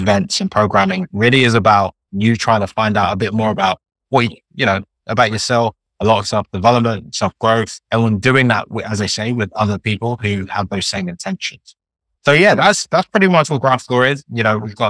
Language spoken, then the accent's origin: English; London, United Kingdom; I'm Nigerian, but born and raised in London